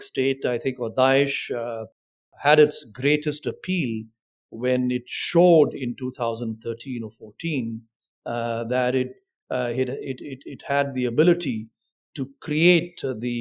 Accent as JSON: {"language": "English", "country": "India"}